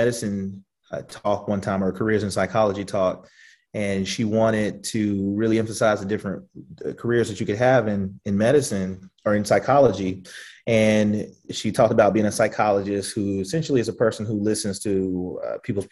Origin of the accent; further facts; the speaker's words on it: the South, United States; we grew up in the South